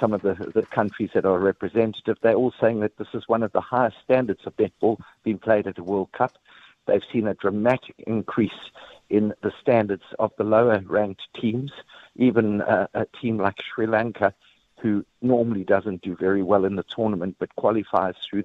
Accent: South Africa; we as South Africans

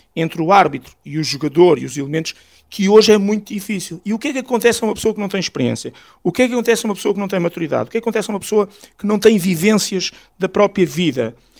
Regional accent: Alcainça, Lisbon, Portugal; aqui da minha terra, em Alcaínça

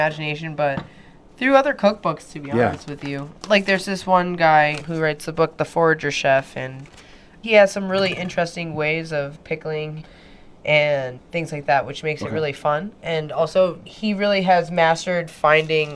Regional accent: Jamaica; I'm Jamaican

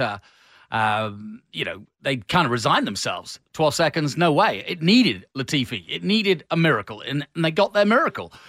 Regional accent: England, United Kingdom; the Englishman uh, in me

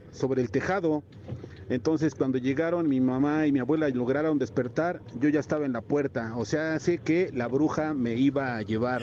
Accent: Apan, Hidalgo, Mexico; yo nací en Apan Hidalgo

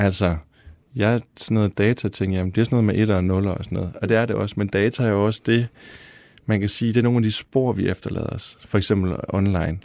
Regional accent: Denmark; moved away; i en lille by ude i Vestjylland eller Nordjylland, hvor jeg kommer fra

